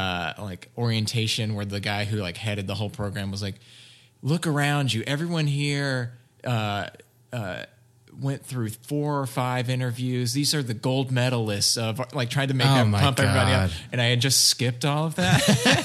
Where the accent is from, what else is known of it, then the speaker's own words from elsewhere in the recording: Alabama, United States; I'm from Alabama.